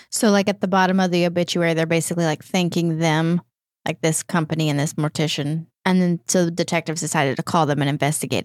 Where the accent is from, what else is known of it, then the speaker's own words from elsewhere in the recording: East Texas, United States; right outside my hometown, right in East Texas